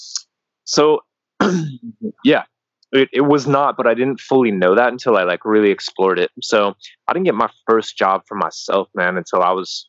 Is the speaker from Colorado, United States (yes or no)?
yes; Carbondale, Colorado, United States; moved away as an adult; also born or lived in South Korea / Medellin, Colombia / Sri Lanka / Barcelona; now in Bali, Indonesia; I'm originally from Colorado. I grew up in a small town called Carbondale, which is near Aspen